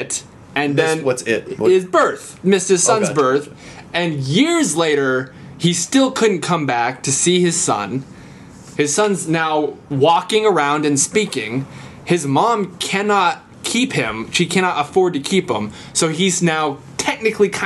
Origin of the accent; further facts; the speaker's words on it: Tennessee, United States; grew up in Tennessee